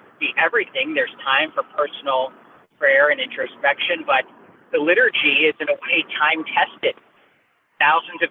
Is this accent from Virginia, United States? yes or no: no; Houston, Texas, United States; my background is I grew up in Houston, Texas